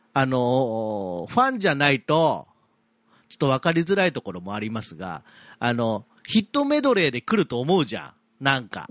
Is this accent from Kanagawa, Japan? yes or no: yes; Yamato, Kanagawa, Japan; 私が生まれ育った町の大和